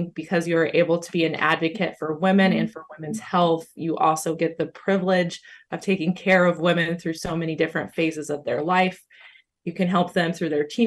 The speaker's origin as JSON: {"language": "English", "town": "Muncie", "region": "Indiana", "country": "United States", "tie": "born or raised there", "also_born_or_lived": "Tennessee", "moved": "as an adult", "lives_now": "Zeeland, United States", "said": "I grew up in Muncie, Indiana"}